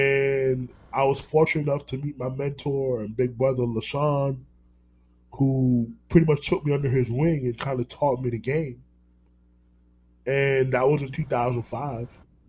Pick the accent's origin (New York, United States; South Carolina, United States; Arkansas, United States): New York, United States; born there; now in Orlando, United States; I live in Orlando. I'm not going to move to Miami. And then New York. I was born in New York. We left New York for a reason.